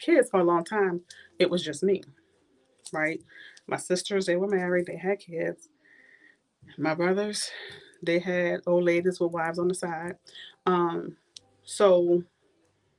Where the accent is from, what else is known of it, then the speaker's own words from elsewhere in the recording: New Orleans, Louisiana, United States; moved away as an adult; now in Tallahassee, United States; I grew up in the last street in New Orleans on Galvis, which is called The Hole